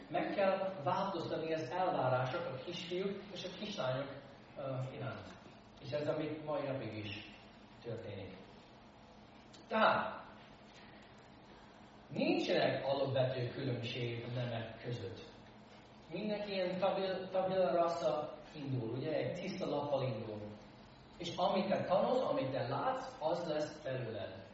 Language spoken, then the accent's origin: Hungarian; United States; born or raised there; Hungarian is a second language; now in Hungary